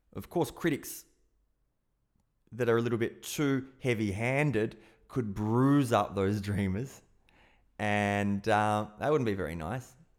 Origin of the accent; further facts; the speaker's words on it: South Australia, Australia; being an Aussie and growing up in South Australia